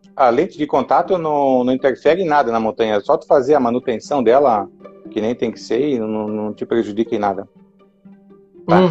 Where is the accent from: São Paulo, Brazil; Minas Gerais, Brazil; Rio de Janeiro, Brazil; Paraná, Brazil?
Paraná, Brazil; moved away as an adult; now in Jaraguá do Sul, Brazil; Na verdade, eu sou paranaense. É, moro aqui em Jaraguá do Sul há 31 anos, eu acho mas nasci, me criei lá no, no Paraná